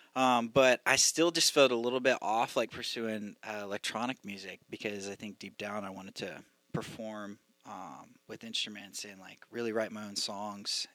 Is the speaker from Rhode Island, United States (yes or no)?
no; Jacksonville, Florida, United States; moved away as an adult; also born or lived in Nashville / Los Angeles; I'm from Jacksonville, Florida